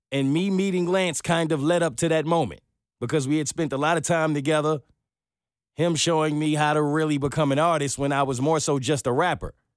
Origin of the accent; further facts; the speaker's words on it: New York City, New York, United States; also born or lived in Manhattan; I was born in Brooklyn